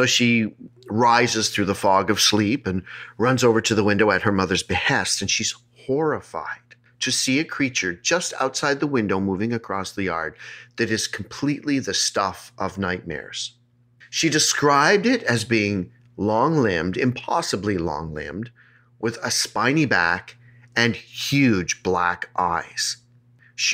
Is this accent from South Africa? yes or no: no; Moca, Puerto Rico; Where are you from? I am from Moca. This is in Puerto Rico.